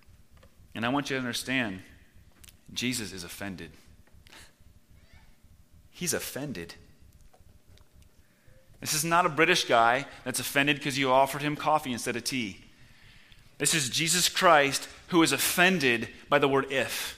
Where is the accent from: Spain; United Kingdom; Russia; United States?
United States; Washington; moved away as an adult; now in Czech Republic; my home state of Washington